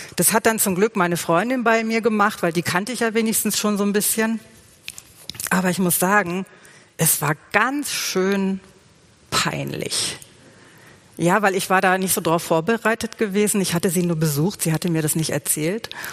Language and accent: German; Germany; bei uns in Deutschland